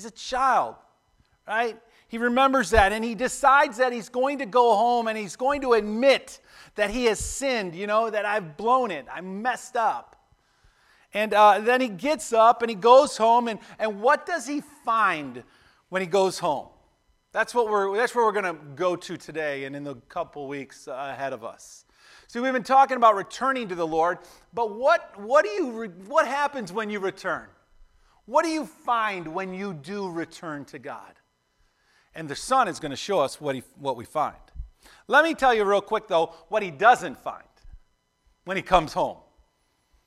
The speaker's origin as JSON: {"language": "English", "town": "Buffalo", "region": "New York", "country": "United States", "tie": "born or raised there", "said": "When I grew up in Buffalo, we'd go hang out at this park called Shoshone Park down the street."}